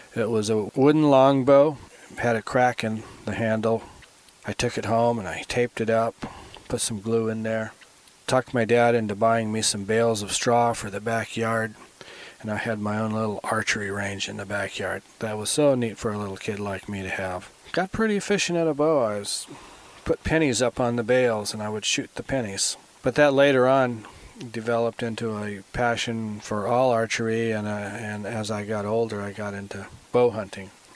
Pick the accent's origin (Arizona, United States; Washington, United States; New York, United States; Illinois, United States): Arizona, United States; Phoenix; moved away as an adult; now in Montana, United States; I grew up in Phoenix. I was born there, went all through kindergarten, grade school, and high school there.